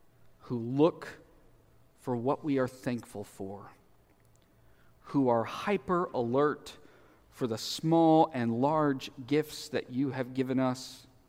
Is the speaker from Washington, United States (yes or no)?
no; Southeast Missouri, United States; I grew up in Southeast Missouri. I love Southeast Missouri.